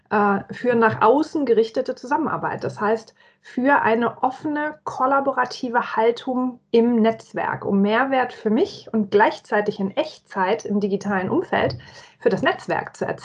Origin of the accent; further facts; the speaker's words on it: Nuremberg, Bavaria, Germany; Ich bin geborene Fränkin, Mittelfränkin, um es genau zu sagen. Ich komme aus Nürnberg.